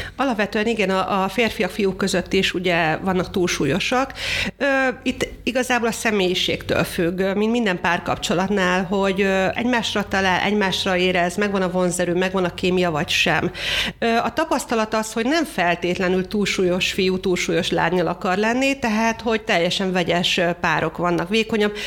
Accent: Hungary; magyarok vagyunk

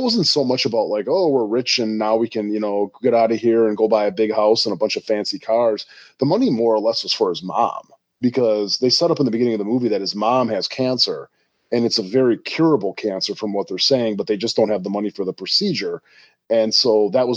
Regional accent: Milwaukee, Wisconsin, United States; I grew up in Milwaukee, which is not that far away from Chicago.

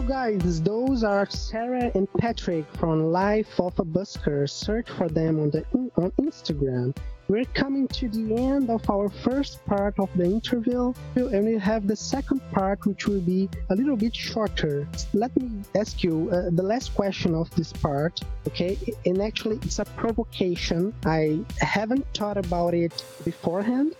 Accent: Belo Horizonte, Minas Gerais, Brazil; English is a second language; now in Rio de Janeiro, Brazil; I'm I'm from Minas Gerais. My my home count, my home city is Belo Horizonte, from the state of Minas Gerais. But I live in Rio de Janeiro

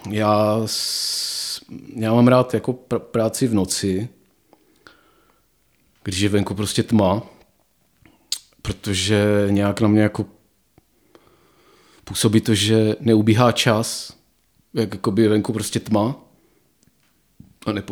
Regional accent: Ostrava, Moravian-Silesian Region, Czechia; moved away as an adult; Já nevím, no tak já jsem z Ostravy jsem odešel proto, protože jsem si říkal, že tam asi No vzhledem k tomu, že všichni eh, spolužáci z vyšších ročníků šli do Prahy za kariérou

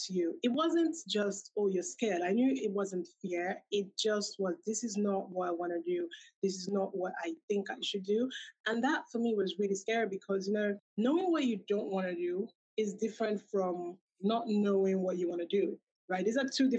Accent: Nigeria; moved away as an adult; also born or lived in United Kingdom; I'm originally from Nigeria.

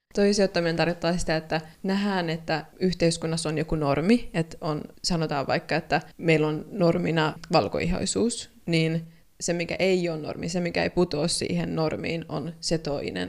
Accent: Finland; moved away as an adult; also born or lived in Sweden; now in Ghana; Mä oon syntynyt Suomessa, niin kuin sanoit, ja mun isä on Kaanasta

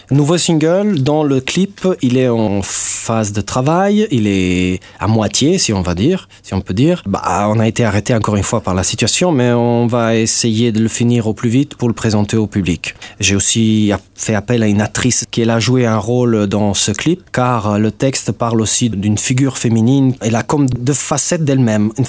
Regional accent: Italy; first language Italian; French is a second language; moved away as an adult; now in Luxembourg; Je suis né en Italie, oui.

